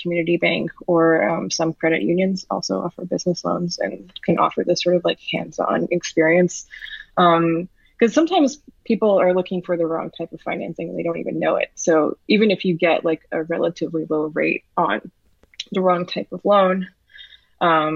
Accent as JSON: {"language": "English", "town": "New York City", "region": "New York", "country": "United States", "tie": "born or raised there", "said": "I was born and raised in New York City"}